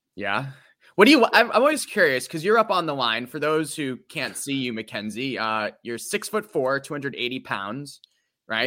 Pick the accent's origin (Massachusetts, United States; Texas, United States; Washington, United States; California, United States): Massachusetts, United States; Natick; I'm from Doug Fluty's hometown